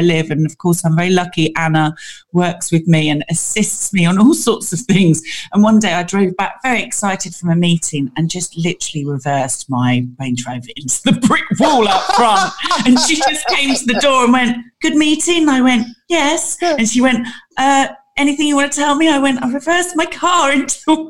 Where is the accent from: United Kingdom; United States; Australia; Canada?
United Kingdom; Royal Tunbridge Wells, South East England; I was born and bred in Tunbridge Wells